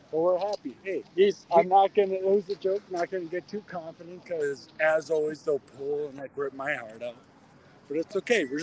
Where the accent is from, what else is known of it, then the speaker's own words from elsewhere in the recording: Michigan, United States; now in Milwaukee, United States; Growing up in Michigan as a Lions fan